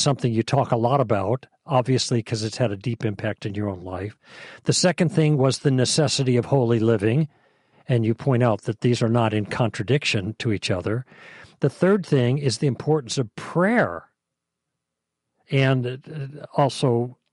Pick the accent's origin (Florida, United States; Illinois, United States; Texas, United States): Illinois, United States; Chicago; moved away; I grew up in Chicago